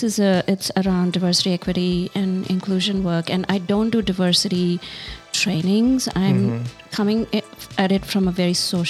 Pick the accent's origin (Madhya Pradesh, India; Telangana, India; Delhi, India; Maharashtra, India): Telangana, India; Hyderabad; moved away; also born or lived in Bangalore, India; I grew up in Hyderabad Hyderabad and Bangalore.